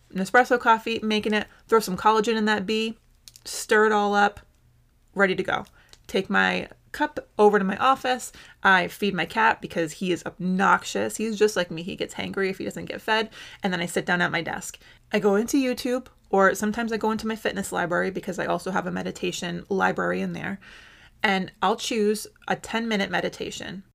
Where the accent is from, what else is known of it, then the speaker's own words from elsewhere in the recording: United States; I must have a donut to do my duty as an American